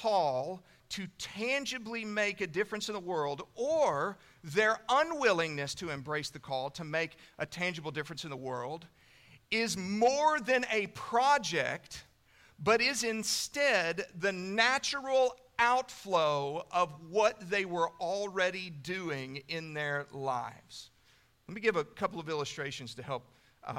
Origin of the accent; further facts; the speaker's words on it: Canyon, Texas, United States; when I was a kid, I grew up in the First Baptist Church of Canyon, Texas